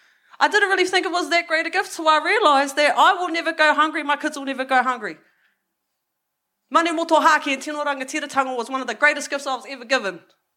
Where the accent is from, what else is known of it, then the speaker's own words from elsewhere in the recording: Porirua, Wellington, New Zealand; So I grew up in Porirō. People think I grew up in the bush swinging from vines or some shit. Nah, I grew up in the hood.